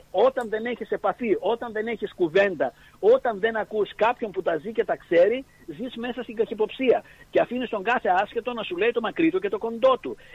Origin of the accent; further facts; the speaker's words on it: Greece; born there; γράμματα την περιουσία μου τα 7 ώρα, 7 μέρες, τα 12 ώρα, 7 μέρε την εβδομάδα τον αγώνα μιας ζωής επειδή γεννήθηκα στην Ελλάδα.